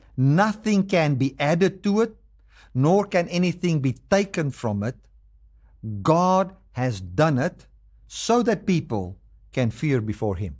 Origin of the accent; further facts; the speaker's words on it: South Africa; I'm a South African, I, but I live in America